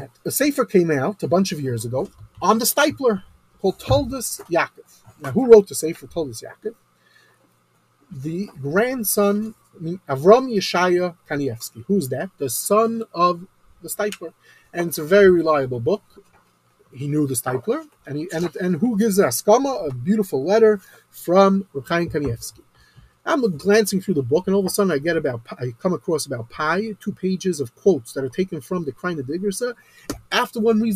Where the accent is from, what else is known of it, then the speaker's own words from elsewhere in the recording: United States; I'm an American